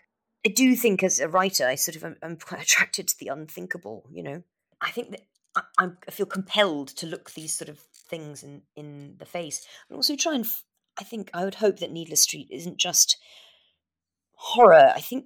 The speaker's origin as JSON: {"language": "English", "country": "Madagascar", "tie": "born or raised there", "also_born_or_lived": "Kenya / Yemen / Morocco", "said": "when I was growing up in Madagascar and Kenya and Yemen and Morocco, Dartmoor was where we went every summer."}